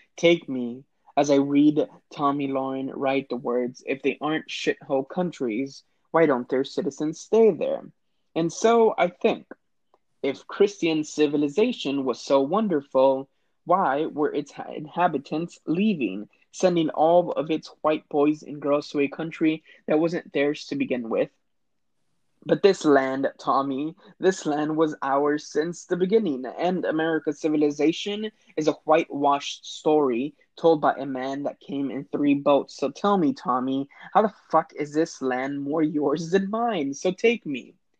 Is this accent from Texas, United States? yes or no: yes; Laredo, Texas, United States; also born or lived in San Marcos, Texas; I was raised in Laredo, Texas